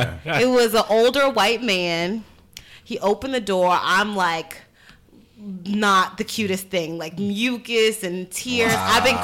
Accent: New York City, New York, United States; Part of it is because I'm from New York, I'm from Brooklyn.

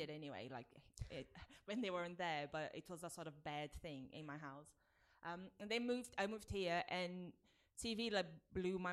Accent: Brazil; English is a second language; moved away as an adult; now in United Kingdom; I grew up in Brazil mm-hmm. and I moved here when I was 22

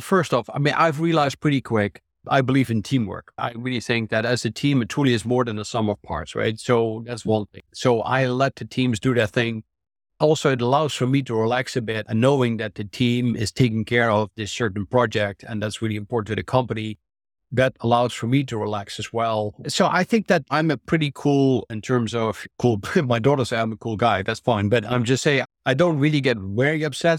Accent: Netherlands; moved away as an adult; also born or lived in New Jersey / Texas; now in United States; I'm originally a Dutch, I'm an American now, but I'm a Dutch-trained biologist and physician

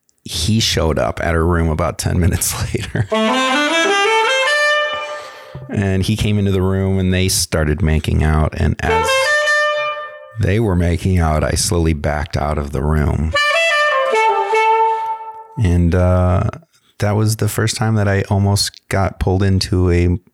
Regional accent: Michigan, United States; now in Los Angeles, United States; I said, "I'm from Michigan. I just got into town about 6 months ago, and I'm trying to make it in Hollywood."

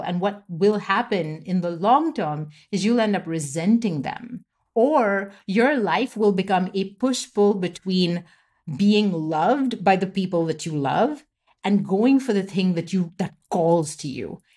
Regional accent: Mumbai, Maharashtra, India; first language English; I grew up in India, so I was born in Mumbai, I grew up there

